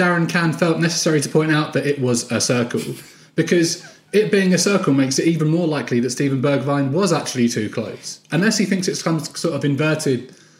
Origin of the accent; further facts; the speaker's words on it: England, United Kingdom; us as English people